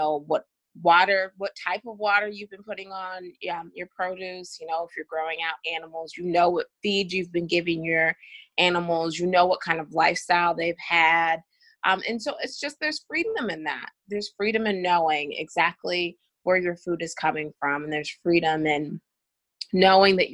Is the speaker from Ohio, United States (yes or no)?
yes; Akron, Ohio, United States; moved away as an adult; now in South Carolina, United States; I'm originally from Akron, Ohio